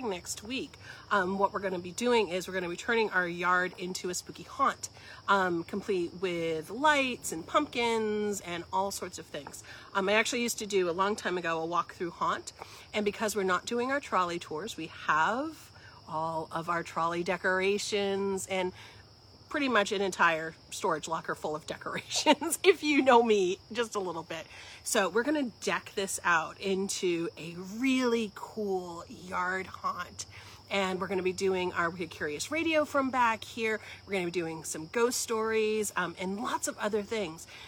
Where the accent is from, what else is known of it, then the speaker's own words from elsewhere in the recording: Western Massachusetts, United States; I grew up in Western Massachusetts.